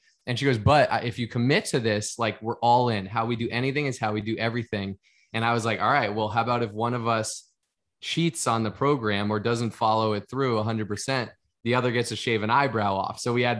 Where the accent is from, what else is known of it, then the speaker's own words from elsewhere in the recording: Boston, Massachusetts, United States; I grew up in the Northeast part of the United States in Boston, Massachusetts